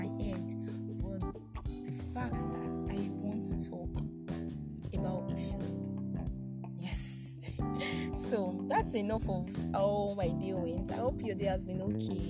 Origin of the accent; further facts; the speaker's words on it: Nigeria; I'm Nigerian, so it's afternoon